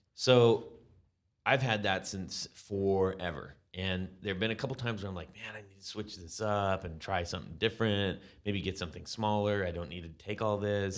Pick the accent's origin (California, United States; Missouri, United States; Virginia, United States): California, United States; growing up in California